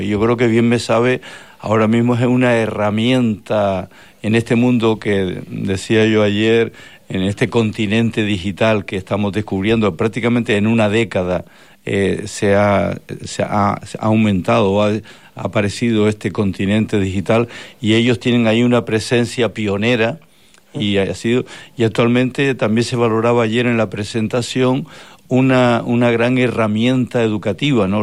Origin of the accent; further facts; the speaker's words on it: Canary Islands, Spain; aquello que nos identifica eh, como canarios